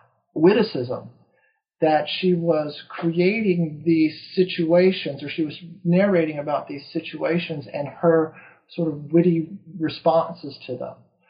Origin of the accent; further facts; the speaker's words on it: East Coast, United States; also born or lived in Texas; I grew up on the East Coast, lived in Texas for a number of years